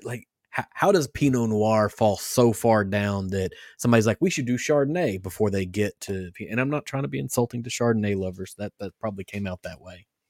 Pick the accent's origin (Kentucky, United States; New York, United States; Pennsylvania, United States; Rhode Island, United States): Kentucky, United States; growing up in Kentucky